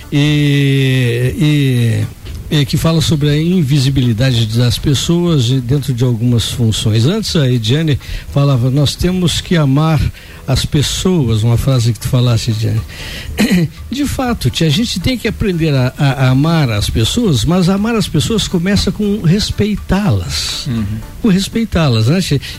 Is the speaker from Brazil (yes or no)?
yes; Missões, Rio Grande do Sul, Brazil; now in Lages, Brazil; sou lá do Rio Grande do Sul.